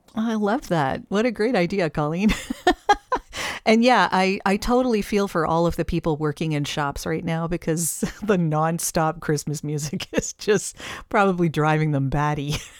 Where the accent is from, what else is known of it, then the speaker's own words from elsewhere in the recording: Canada; as a Canadian